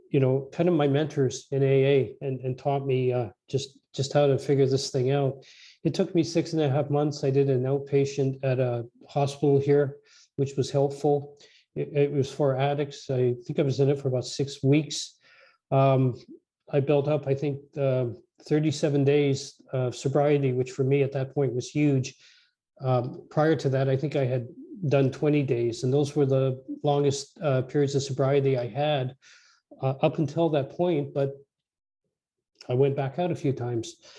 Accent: Edmonton, Alberta, Canada; I was born out in Western Canada, in Edmonton, Alberta

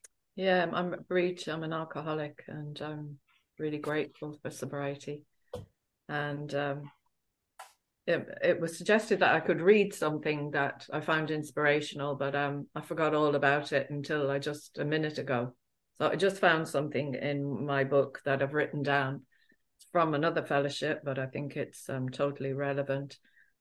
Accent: England, United Kingdom; I grew up in England of Irish family, and I grew up in a council estate

